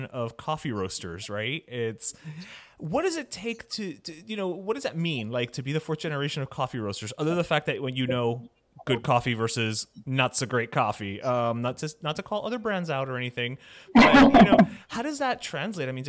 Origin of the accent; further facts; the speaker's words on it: Miami, Florida, United States; we grew up in Miami, we're Cuban